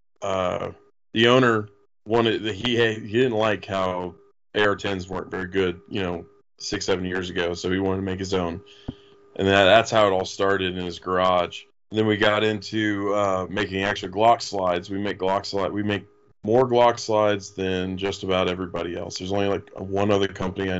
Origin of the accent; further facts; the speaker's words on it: Florida, United States; I'm from Florida originally